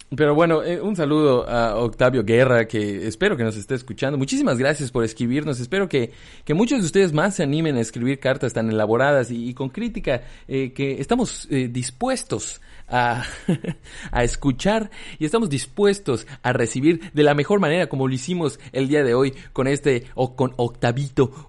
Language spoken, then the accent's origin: Spanish; Mexico; los mexicanos pudiésemos